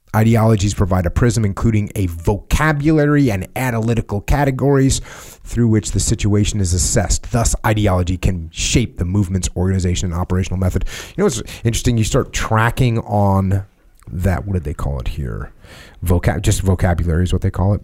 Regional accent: United States; we're Americans

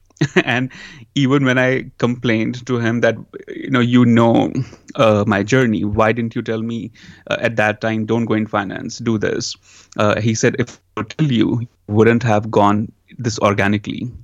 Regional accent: India; also born or lived in New York, United States; now in Los Angeles, United States; growing up in India, then coming to U S

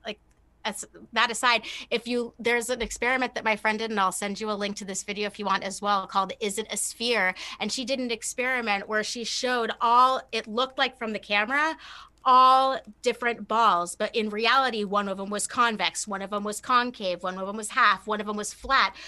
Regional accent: California, United States; now in Louisiana, United States; being in Louisiana and growing up in California

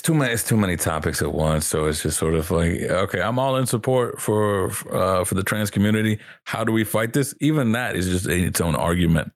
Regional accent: the South, United States; growing up in the South

